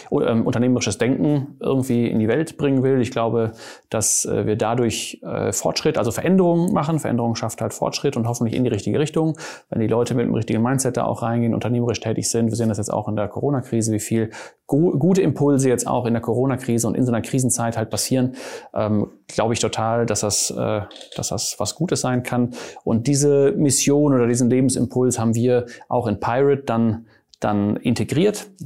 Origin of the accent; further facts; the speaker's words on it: Germany; now in Cologne, Germany; ich bin Niederländer und Schweizer. Ich bin in äh, Deutschland aufgewachsen, äh, habe in Mannheim studiert.